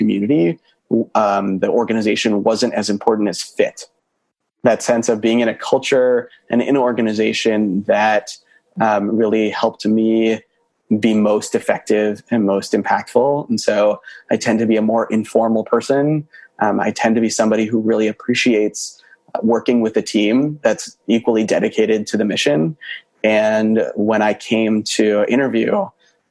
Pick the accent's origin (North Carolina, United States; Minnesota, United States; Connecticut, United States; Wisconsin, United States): Wisconsin, United States; Milwaukee; moved away as an adult; also born or lived in Boston; now in Chicago, United States; growing up in Milwaukee